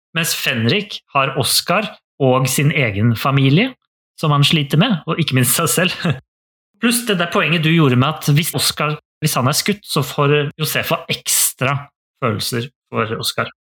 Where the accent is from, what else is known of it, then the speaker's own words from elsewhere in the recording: Norway; jeg er født og oppvokst i Norge